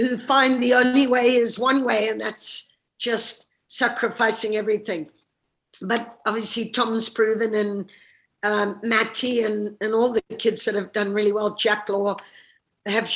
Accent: Zimbabwe; moved away as an adult; also born or lived in United States / Russia; now in United Kingdom; growing up in Zimbabwe

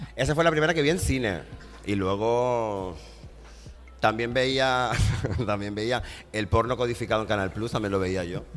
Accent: Tenerife, Canary Islands, Spain; moved away as an adult; yo soy de Tenerife, yo soy de Canarias

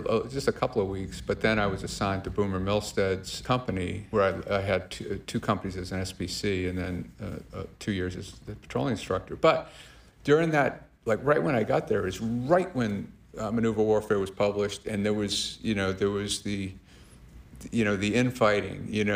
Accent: Massachusetts, United States; I am from Massachusetts

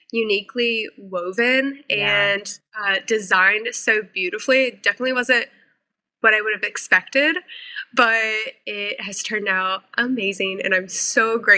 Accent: Missouri, United States; moved away as an adult; also born or lived in South Carolina / North Carolina; I moved my life from Missouri to South Carolina at 18 to go to school. I then, after college, moved my life to North Carolina

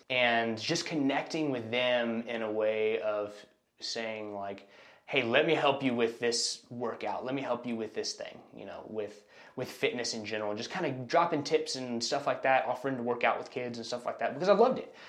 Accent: Austin, Texas, United States; moved away as an adult; now in Houston, United States; I was born and raised in Austin, Texas. Um, I moved here to Houston about 10 years ago now

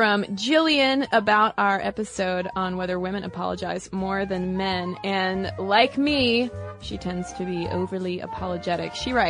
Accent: Boston, Massachusetts, United States; because I'm a Bostonian and stereotypically am always on the go.

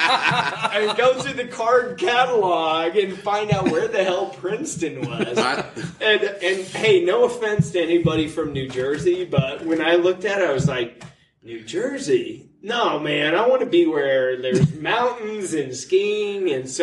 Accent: Germany; born there; My mom's German. My dad was in the military. Mm-hmm. I was born in Germany, raised all over the world.

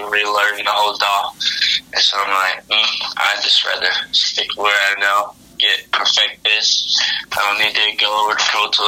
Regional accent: Champaign, Illinois, United States; now in Coeur d'Alene, United States; I'm from Champaign, Illinois.

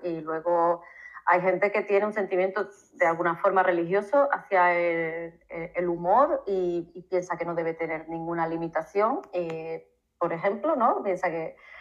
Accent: Seville, Andalusia, Spain; moved away as an adult; now in Sierra de Huelva, Spain; yo soy de Sevilla, pero, pero vivo en la Sierra de Huelva

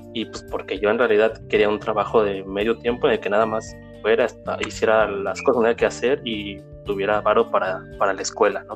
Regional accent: Valle de Chalco, State of Mexico, Mexico; moved away as an adult; also born or lived in Nezahualcóyotl / Texcoco / Oaxaca; now in Germany; nací en esa, pues pasaba más tiempo en Valle de Chalco y así hasta la prepa

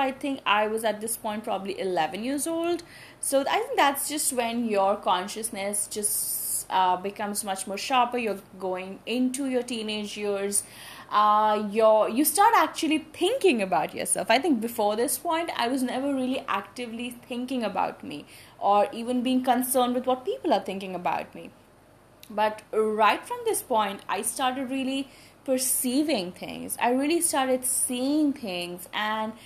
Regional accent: New Delhi, Delhi, India; I was brought up in Delhi. However, I only shifted to New Delhi when I was in class 5. Before that, I was in different schools, I was in different cities

